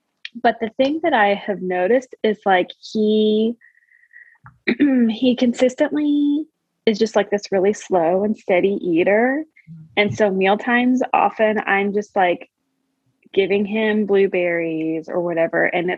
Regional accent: Louisville, Kentucky, United States; Louisville, Kentucky.

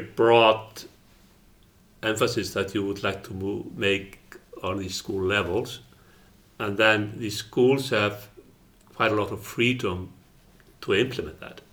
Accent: Iceland

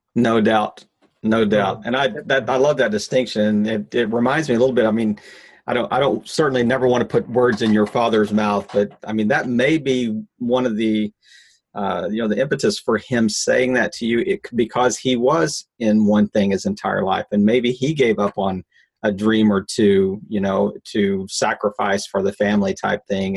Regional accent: Midwest, United States; I'm a Midwesterner

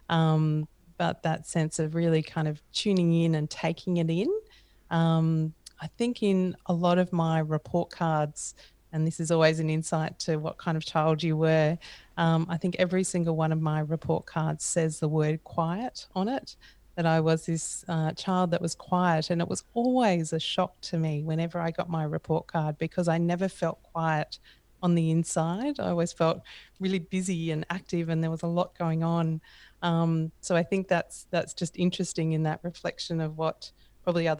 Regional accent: mid-north coast of New South Wales, Australia; also born or lived in Mildura, Victoria; I was only there for a couple of years, and then we moved up to the mid-north coast of New South Wales, a small town called Yeronga.

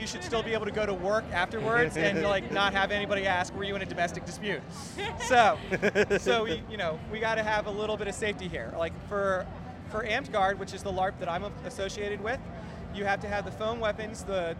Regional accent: Las Vegas, Nevada, United States; I'm actually from Las Vegas, and I came up here specifically for FantasyCon.

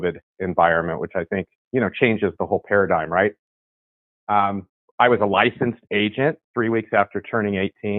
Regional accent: San Francisco Bay Area, California, United States; I'm from the San Francisco, California Bay Area, right in the heart of, grew up in the Silicon Valley explosion

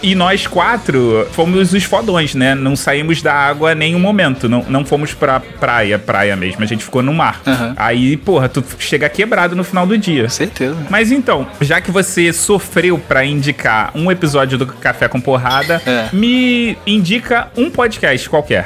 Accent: Rio de Janeiro, Brazil; eu sou carioca

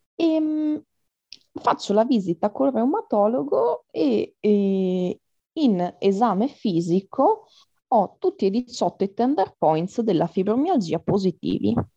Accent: Trieste, Friuli-Venezia Giulia, Italy; first language Italian; ho 22 anni e sono di Trieste

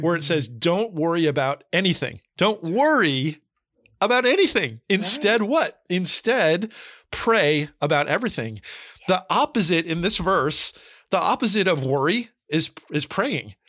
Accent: New Jersey, United States; also born or lived in California / Florida; now in Tennessee, United States; I grew up in New Jersey. I lived in California, lived in Florida, now in Tennessee

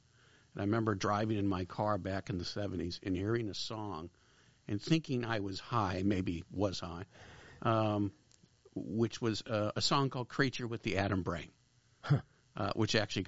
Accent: Los Angeles, California, United States; also born or lived in Cleveland, Ohio; I grew up in the San Fernando Valley, born in Cleveland, but moved here when I was very young

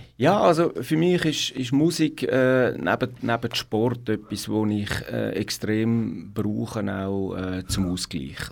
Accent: Zurich, Switzerland; Ich bin ein Stadtzürcher, also ich bin in Zürich-Hönk äh, aufgewachsen

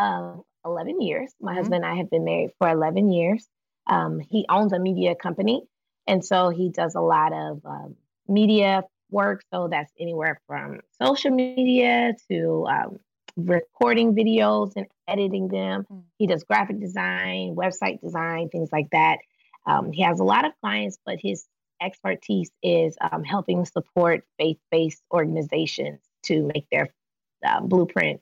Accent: Atlanta, Georgia, United States; moved away as an adult; now in Novato, United States; I live in Novato, California. We're from Atlanta. We've lived in California in the Bay Area for about 2.5 years, almost 3 years. And we moved from Atlanta

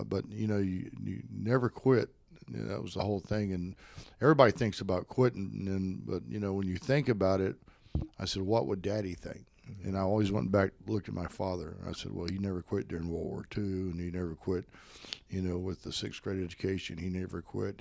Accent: Spartanburg, South Carolina, United States; also born or lived in Greenville, South Carolina; I cr-, crawled over to Spartanburg area

